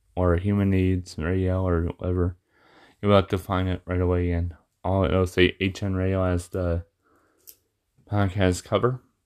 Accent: Michigan, United States; being in my hometown where I'm at, you know, like in in Michigan.

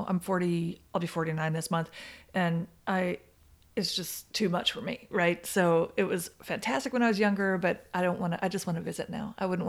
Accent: Oklahoma City, Oklahoma, United States; born there; I was born in Oklahoma City. I don't have a super strong connection to it anymore, yeah.

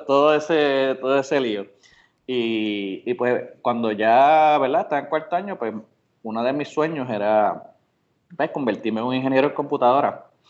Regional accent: Bayamón, Puerto Rico; also born or lived in Orocovis; nací en Bayamón, pero me crié en Orocovis hasta los ocho años y después volví de nuevo a mi tierra natal, Bayamón.

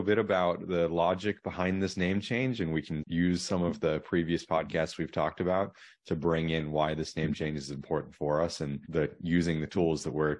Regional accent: Asia, Australia; now in United States; I was born in Australia and grew up in Asia.

